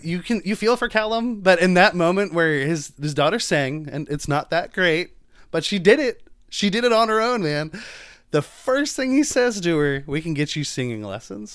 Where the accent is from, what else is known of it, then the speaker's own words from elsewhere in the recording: United States; I'm American